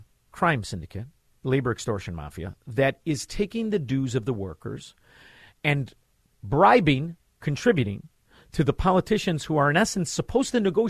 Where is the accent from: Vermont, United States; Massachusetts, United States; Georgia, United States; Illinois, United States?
Illinois, United States; Melrose Park; I'm from Melrose Park. They teach us how to drive that way.